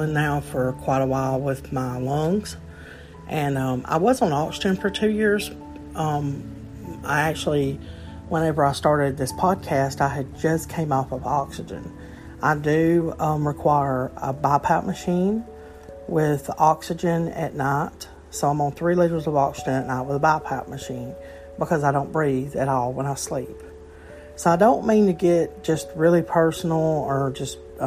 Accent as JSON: {"language": "English", "region": "Alabama", "country": "United States", "said": "I'm from Alabama, a small state"}